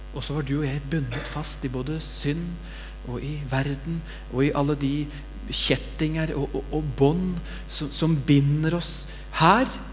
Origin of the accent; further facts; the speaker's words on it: Bamble, Telemark, Norway; Når jeg var liten gutt, så satt vi hjemme i Bamble, jeg og mamma og pappa og de to brødrene mine